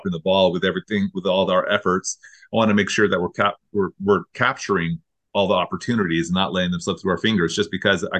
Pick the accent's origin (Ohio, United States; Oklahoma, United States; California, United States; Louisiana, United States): California, United States; Pacific Grove; that's like my hometown too